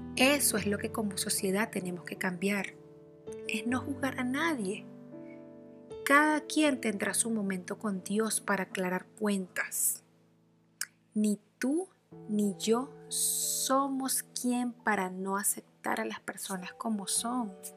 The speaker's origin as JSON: {"language": "Spanish", "town": "Barquisimeto", "region": "Lara", "country": "Venezuela", "tie": "born or raised there", "said": "Nací en Barquisimeto, Venezuela."}